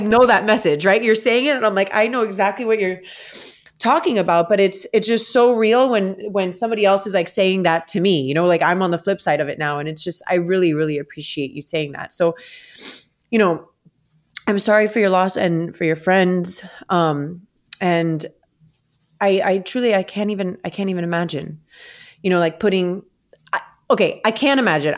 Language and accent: English; South Florida, United States; the families in my home state in South Florida